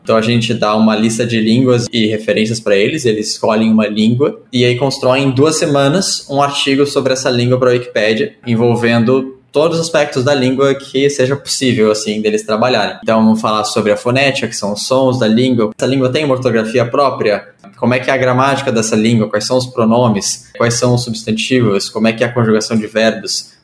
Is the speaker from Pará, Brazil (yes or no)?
no; Porto Alegre, Rio Grande do Sul, Brazil; eu nasci e moro em Porto Alegre, no Rio Grande do Sul.